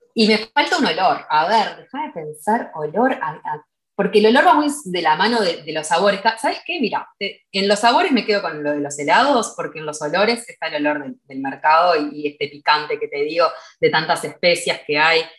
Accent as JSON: {"language": "Spanish", "country": "Uruguay", "said": "en mi país no hay, eh, como que acá en Uruguay no hay ejército obligatorio"}